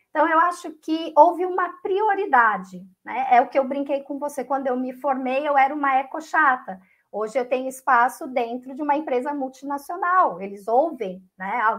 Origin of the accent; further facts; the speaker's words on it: Aparecida, São Paulo, Brazil; also born or lived in Santos; Eu venho de Aparecida, Aparecida do Norte.